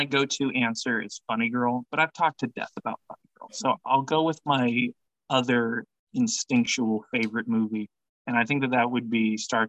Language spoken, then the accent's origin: English; Lincoln, Nebraska, United States; I grew up in Lincoln, so it was also the first and so far only time I rode on a city bus and went to see a movie.